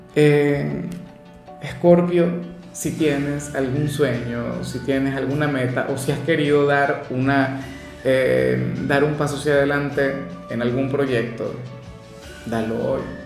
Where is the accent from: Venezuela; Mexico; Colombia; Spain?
Venezuela; Como decimos en mi país